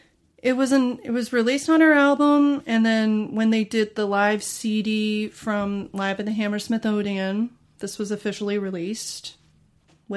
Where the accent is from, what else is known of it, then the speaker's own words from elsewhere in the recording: United States; I'm an American fan.